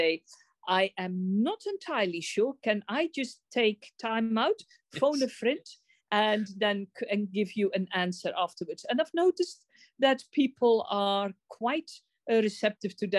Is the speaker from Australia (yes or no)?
no; South Africa